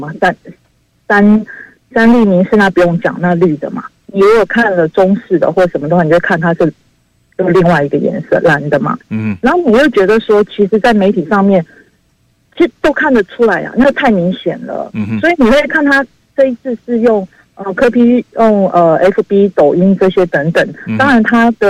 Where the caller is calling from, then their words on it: Hualien, Hualien County, Taiwan; 我住花莲。